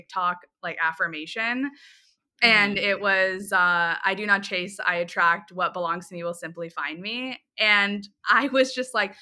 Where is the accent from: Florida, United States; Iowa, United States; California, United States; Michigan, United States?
Florida, United States; Tampa; also born or lived in New York; I grew up in Tampa